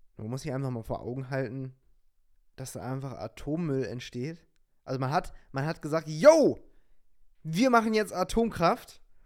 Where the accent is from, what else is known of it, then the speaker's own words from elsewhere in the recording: Lower Saxony, Germany; ich komme ja aus Niedersachsen und nicht weit davon ist Wolfenbüttel